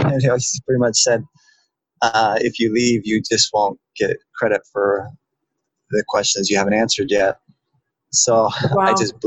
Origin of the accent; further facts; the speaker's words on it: Boise, Idaho, United States; also born or lived in central Pennsylvania; now in Pennsylvania, United States; I'm originally from Boise, Idaho, and living in central Pennsylvania